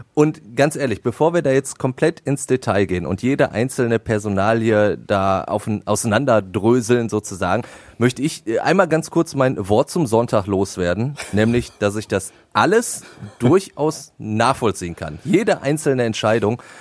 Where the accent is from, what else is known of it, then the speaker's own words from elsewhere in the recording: Ruhr area, North Rhine-Westphalia, Germany; bei uns im Pott